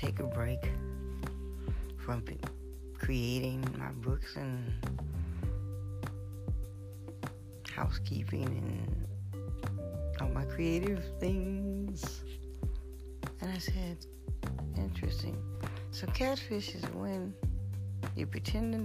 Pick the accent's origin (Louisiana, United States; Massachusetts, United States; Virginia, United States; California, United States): Louisiana, United States; New Orleans; I'm from New Orleans and we eat catfish and crawfish